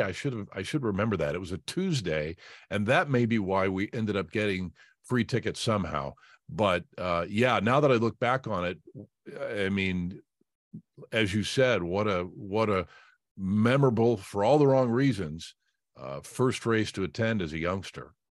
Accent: Indianapolis, Indiana, United States; I grew up on the west side of Indy, uh, and in the Ben Davis area

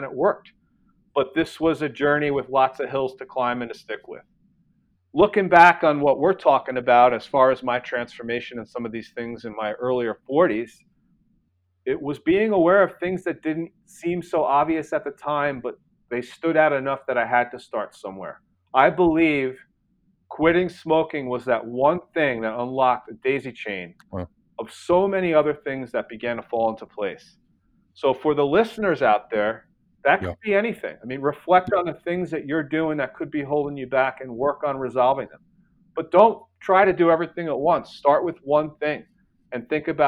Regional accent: New York City, New York, United States; moved away as an adult; now in Austin, United States; I grew up in New York

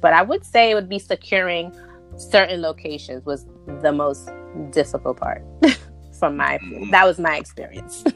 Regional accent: New York City, New York, United States; Both my parents are from Honduras, um, but I was born and raised in Brooklyn

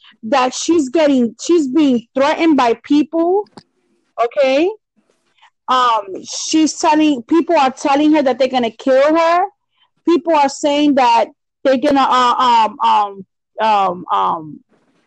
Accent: Leesburg, Florida, United States; my hometown, which is fucking ridiculous because Leesburg is not even about that lifestyle.

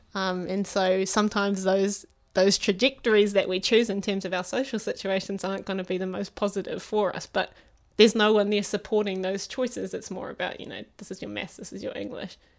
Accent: New Zealand; born and bred in Phuket, uh, Phuket North, to be specific

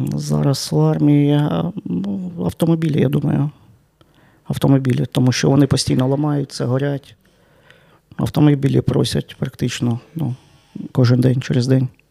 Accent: Sloviansk, Donetsk Oblast, Ukraine; moved away as an adult; now in Chernivtsi, Ukraine; Я народився в Чернівцях. У мене тут е, мешкає батько, бабуся

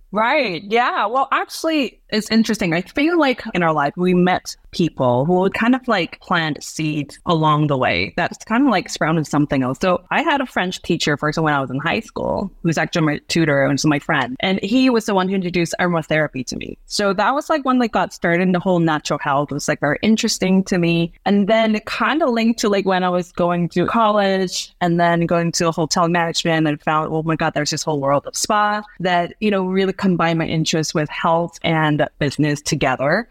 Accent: Hong Kong; moved away as an adult; now in Chiang Rai, Thailand; I grew up in Hong Kong

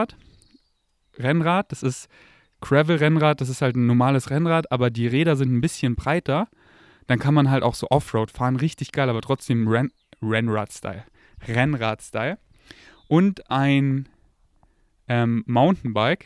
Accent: Germany; accent: German; first language German; ich habe einen relativ starken deutschen Akzent

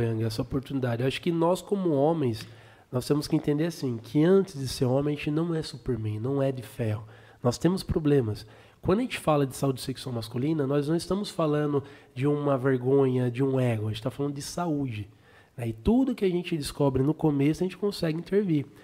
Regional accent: Sorocaba, São Paulo, Brazil

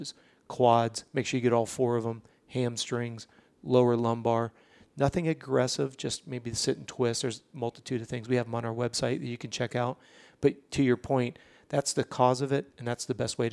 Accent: Orlando, Florida, United States; We're from Orlando

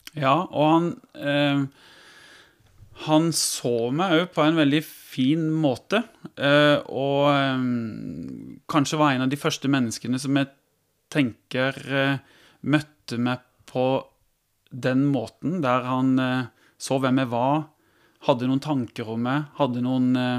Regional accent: Tvedestrand, Agder, Norway; now in Kristiansand, Norway; Jeg kommer fra Holt, ja, som er, er litt inn i Tvedestrand kommune, opp mot Vegårshei

